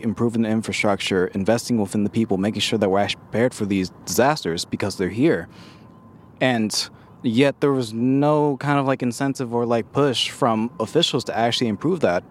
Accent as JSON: {"language": "English", "town": "Richmond", "region": "California", "country": "United States", "tie": "born or raised there", "said": "growing up in North Richmond"}